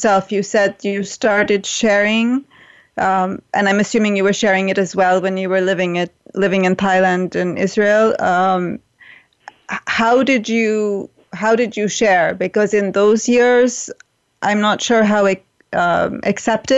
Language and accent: English; India; moved away; life in India and growing up in India